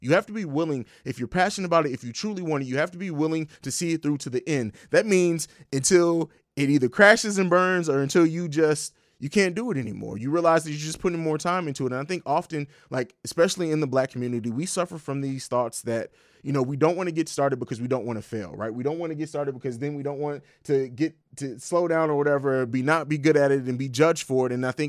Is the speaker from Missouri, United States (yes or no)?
yes; St. Louis, Missouri, United States; also born or lived in Italy / Germany / Tennessee / Georgia; I grew up in Europe, grew up in Italy, Germany, lived in Tennessee for a little while, Georgia. We moved a lot. And so, shout out to St. Louis. I can't forget the home.